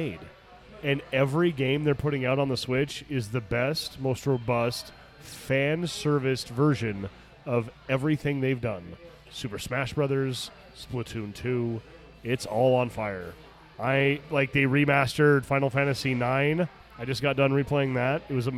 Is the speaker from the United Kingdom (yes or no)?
no; Arizona, United States; moved away as an adult; also born or lived in Phoenix, Arizona; the Rodeo Chudesky fire burned my hometown nearly to the ground. And I moved to Phoenix